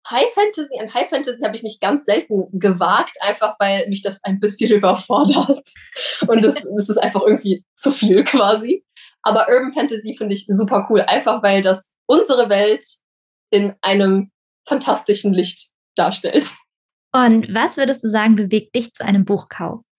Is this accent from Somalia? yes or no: no; Saint Petersburg, Russia; now in Germany; Es ist leider so, dass meine Eltern, also wir sind ja aus St. Petersburg ausgewandert